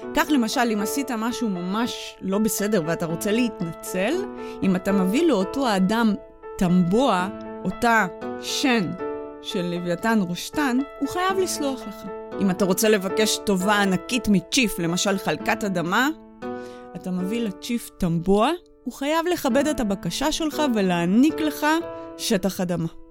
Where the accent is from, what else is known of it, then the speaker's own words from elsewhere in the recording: Israel; הגענו מישראל